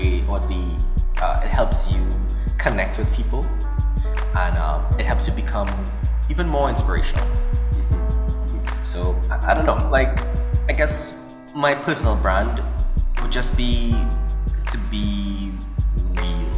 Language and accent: English; Trinidad & Tobago; growing up in Trinidad and Tobago